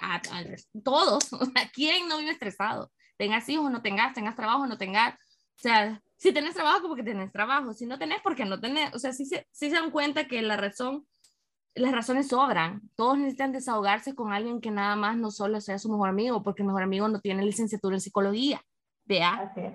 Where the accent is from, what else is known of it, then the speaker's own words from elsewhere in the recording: San Miguel, El Salvador; also born or lived in San Salvador, El Salvador / Madrid, Spain / Washington, United States; desde que me mudé a San Salvador, porque yo soy de San Miguel